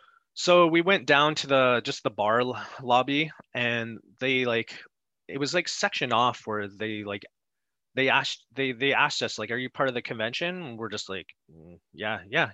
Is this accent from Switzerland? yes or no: no; Canada; we're from Canada